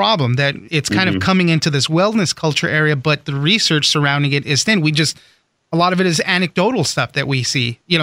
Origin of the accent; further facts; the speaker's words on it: Southern California, United States; I grew up in Southern California all my life. Disneyland is in my backyard.